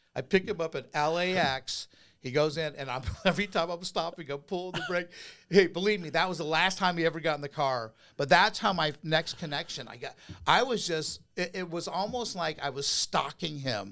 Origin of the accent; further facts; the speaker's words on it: Huntington Beach, California, United States; I grew up in California, in Orange County, Hunita Beach, surfer, beach bum